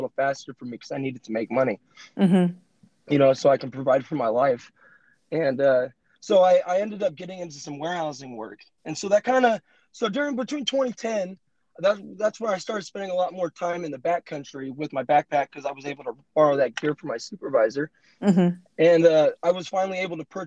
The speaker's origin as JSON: {"language": "English", "town": "Modesto", "region": "California", "country": "United States", "tie": "born or raised there", "said": "I'm 34 and I live in Modesto, California"}